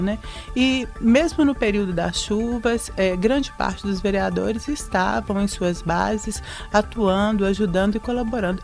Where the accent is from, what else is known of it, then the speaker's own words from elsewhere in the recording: Belo Horizonte, Minas Gerais, Brazil; also born or lived in São Sebastião do Maranhão, Minas Gerais; nasci numa cidade chamada São Sebastião do Maranhão, perto de Santa Maria do Suaçuí. Mas a minha família veio para cá comigo comigo, eu tinha dois anos de idade, morei a minha infância na Vila Semic, na região do Barreiro